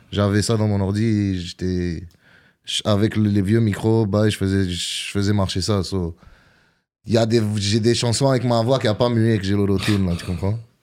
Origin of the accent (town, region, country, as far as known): Gatineau, Quebec, Canada; born or raised there; also born or lived in Algiers, Algeria / Montreal (Saint-Léonard)